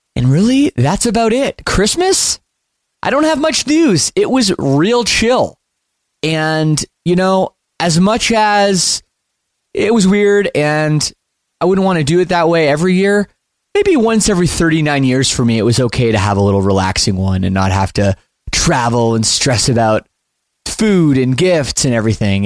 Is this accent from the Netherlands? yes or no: no; Oakville, Ontario, Canada; growing up a, a punk rock kid in you know the western west side of Toronto in Oakville